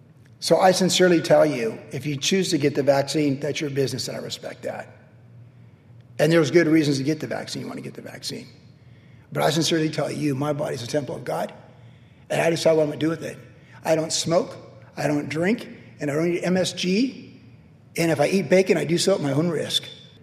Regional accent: United States; I am a Christian first, but I am an American citizen second.

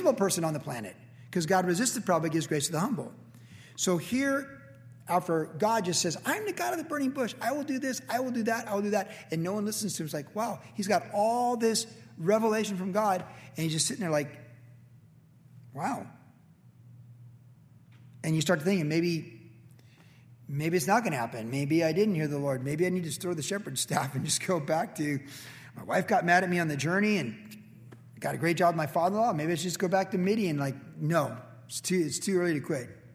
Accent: United States; we're American

